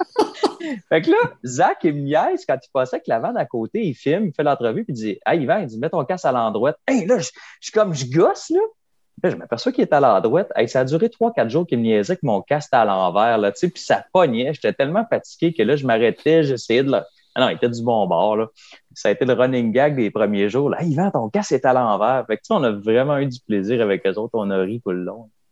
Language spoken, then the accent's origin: French; Kamouraska, Quebec, Canada; chez nous à Kamouraska